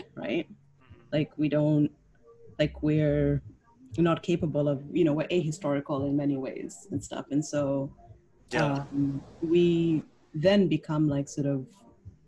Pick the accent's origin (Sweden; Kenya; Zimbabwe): Kenya; moved away as an adult; also born or lived in Canada; now in New York, United States; so I'm technically not legally Kenyan, even though I was born and raised there.